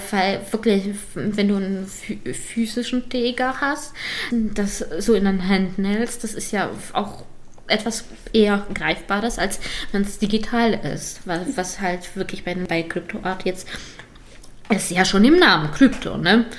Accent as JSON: {"language": "German", "region": "Lower Saxony", "country": "Germany", "said": "wir kommen beide aus Niedersachsen"}